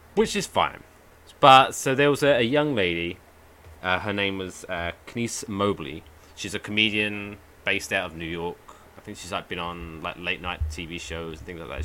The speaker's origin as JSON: {"language": "English", "region": "England", "country": "United Kingdom", "moved": "yes", "lives_now": "New Jersey, United States", "said": "I'm I'm English."}